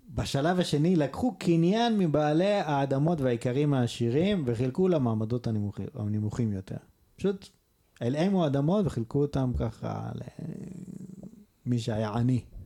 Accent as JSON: {"language": "Hebrew", "country": "Israel", "tie": "born or raised there", "said": "אנחנו גדלנו בפריפריה"}